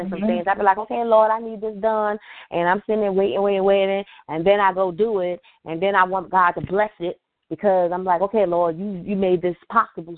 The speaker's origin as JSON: {"language": "English", "town": "New York City", "region": "New York", "country": "United States", "moved": "yes", "lives_now": "Richmond, Virginia, United States", "said": "I'm originally from New York City"}